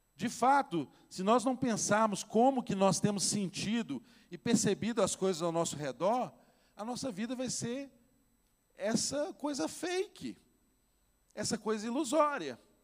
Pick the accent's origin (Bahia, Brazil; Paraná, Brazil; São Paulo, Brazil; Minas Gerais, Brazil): Minas Gerais, Brazil; nós, como bons mineiros